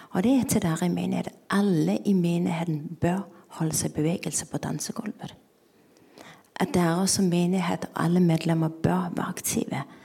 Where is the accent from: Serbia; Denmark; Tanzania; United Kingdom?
Denmark; Norwegian is a second language; now in Norway; Jeg kommer fra Danmark, som dere sikkert hører